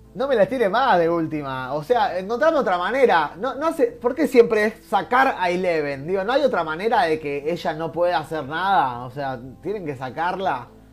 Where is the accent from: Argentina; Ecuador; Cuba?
Argentina; somos jodones los argentinos